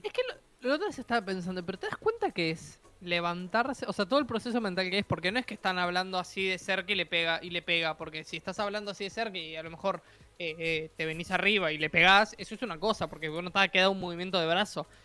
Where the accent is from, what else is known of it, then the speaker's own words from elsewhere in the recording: Uruguay; soy un uruguayo